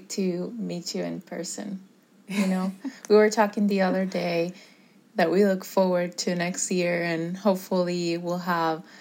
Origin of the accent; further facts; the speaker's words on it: Puerto Rico; now in Florida, United States; I grew up in Puerto Rico